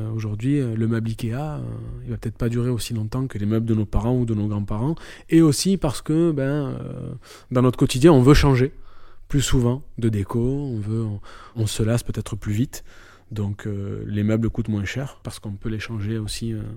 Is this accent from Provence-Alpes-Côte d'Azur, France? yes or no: yes; Marseille, Provence-Alpes-Côte d'Azur, France; je suis marseillais. Je suis né, j'ai grandi à Marseille et j'y vis toujours.